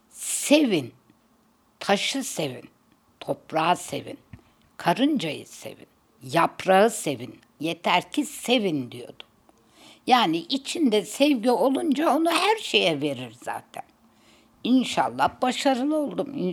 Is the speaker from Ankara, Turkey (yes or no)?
yes; Ankara, Turkey; born there; 1947 senesinde Ankara'da doğdum. Babam da askerdi. O sıra orada tayin olmuş, oradalanmış, orada doğmuşum. Ama nerede büyüdüm? Oo, Türkiye'nin her yerinde büyüdüm diyeyim.